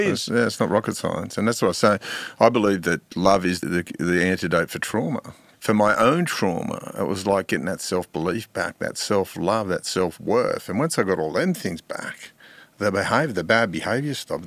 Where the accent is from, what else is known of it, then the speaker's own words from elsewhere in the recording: Sydney, New South Wales, Australia; growing up in Mount Druitt, uh, my friends were, uh, a lot of my friends were Aboriginal.